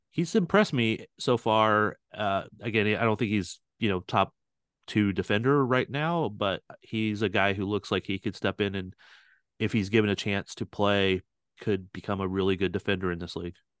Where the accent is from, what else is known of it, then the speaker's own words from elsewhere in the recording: St. Louis, Missouri, United States; now in Kansas City, United States; I'm originally from Saint Louis, too, so I grew up knowing all that history over there